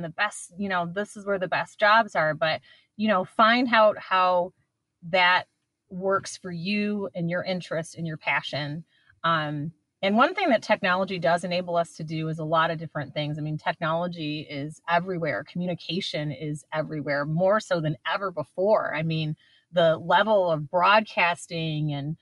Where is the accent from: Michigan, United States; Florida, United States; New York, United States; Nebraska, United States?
Michigan, United States; East Lansing; now in Detroit, United States; I grew up on Michigan State's campus. I was born in Detroit. My parents moved to Lansing, East Lansing, when I was 2 years old